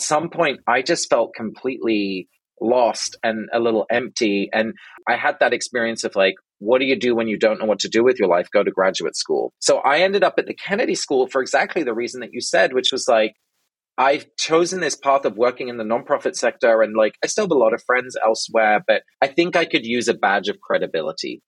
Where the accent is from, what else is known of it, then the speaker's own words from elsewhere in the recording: London, United Kingdom; now in Brooklyn, United States; I was born and raised in England